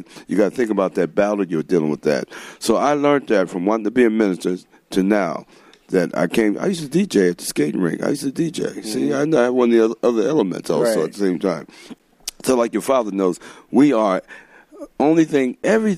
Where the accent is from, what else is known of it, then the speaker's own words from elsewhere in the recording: Dover, Ohio, United States; moved away; also born or lived in New Philadelphia, Ohio; growing up in Dover, Ohio, New Philadelphia